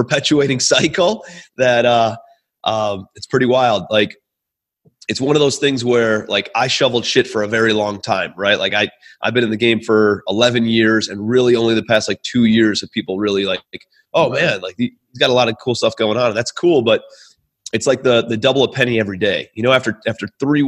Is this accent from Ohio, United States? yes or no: yes; Cleveland, Ohio, United States; also born or lived in New York; I'm from Cleveland, Ohio originally. That's where I'm calling you from